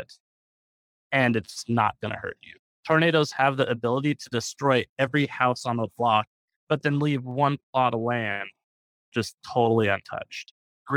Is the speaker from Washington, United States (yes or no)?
yes; Seattle, Washington, United States; moved away; also born or lived in Ballard, Washington; I grew up in Seattle